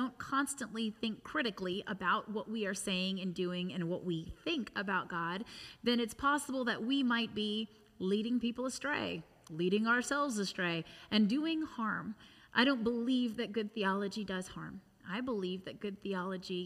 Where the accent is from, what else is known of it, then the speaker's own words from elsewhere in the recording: United States; having been born and raised in the United States